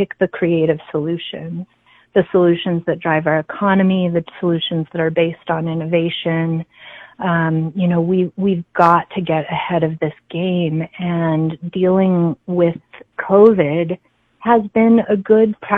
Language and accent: English; Albuquerque, New Mexico, United States; I was born and raised in Albuquerque. I graduated from Albuquerque High School.